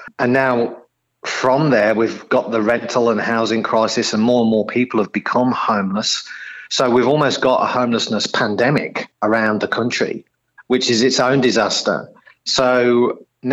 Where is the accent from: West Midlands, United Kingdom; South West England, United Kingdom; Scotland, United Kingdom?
West Midlands, United Kingdom; Coventry; now in Australia; you probably gather and your listeners will probably gather from my accent, not a local boy to Australia, so originally from the UK, a place called Coventry in central England.